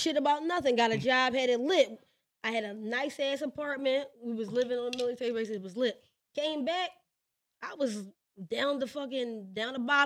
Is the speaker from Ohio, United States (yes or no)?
no; Philadelphia, Pennsylvania, United States; I'm from West Philly. We from North. Okay, so and I went to Overbrook High School